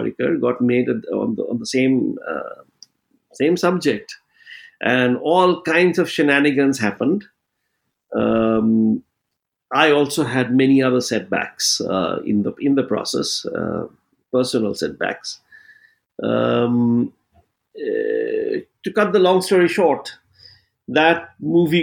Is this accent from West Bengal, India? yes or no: yes; West Bengal, India; growing up in Bengal